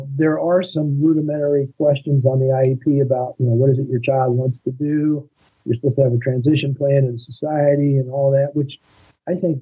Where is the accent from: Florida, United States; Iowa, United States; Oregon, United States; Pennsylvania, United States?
Iowa, United States; I'm from Iowa